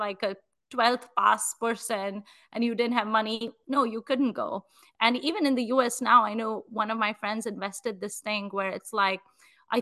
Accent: Nigeria; moved away; growing up in Nigeria

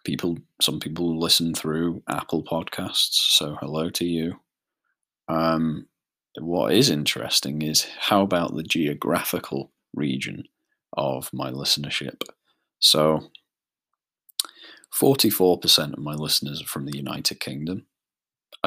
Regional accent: Isle of Man; the Isle of Man, which is where I'm from.

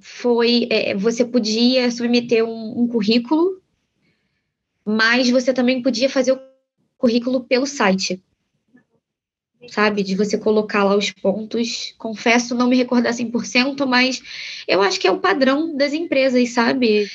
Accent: Brazil; Somos brasileiros, a gente não nasceu nos Estados Unidos.

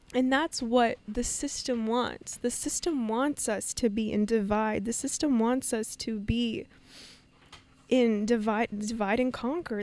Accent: Vancouver, British Columbia, Canada; moved away as an adult; also born or lived in Rojhelat, Kurdistan (Northwest Iran) / Turkey; now in Costa Rica; I was raised in Vancouver, Canada, my whole life before moving to Costa Rica

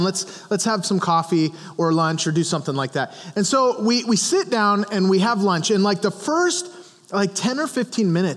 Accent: Montana, United States; I grew up in Montana where we hunted and all of those kinds of things

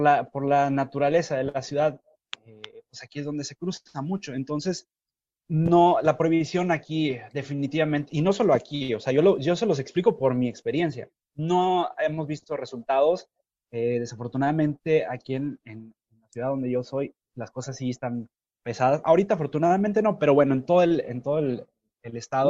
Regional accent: Nuevo Laredo, Tamaulipas, Mexico; yo soy de Nuevo Laredo

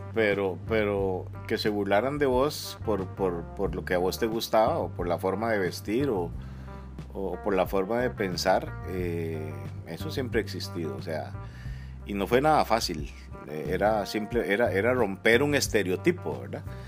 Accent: Siquirres, Limón, Costa Rica; yo soy siquireño, soy, soy limonense. Nací en un pueblito que se llama El Cairo de Siquires

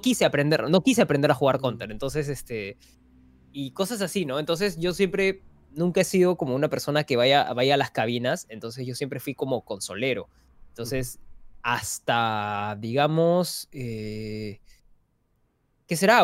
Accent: Peru

